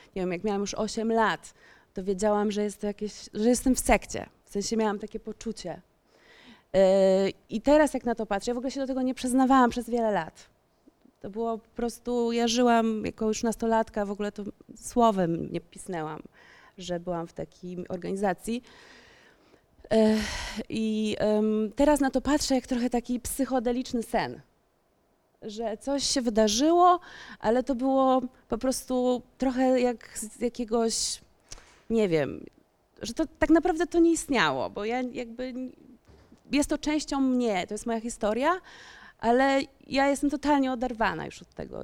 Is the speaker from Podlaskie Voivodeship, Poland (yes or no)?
no; Warsaw, Masovian Voivodeship, Poland; wychowywałam się na Ursnowie w Warszawie